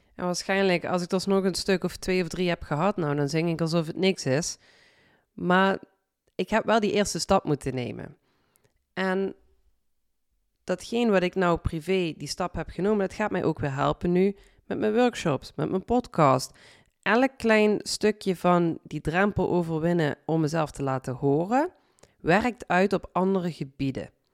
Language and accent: Dutch; Limburg, Netherlands; accent: Limburgs; mijn Limburgs accent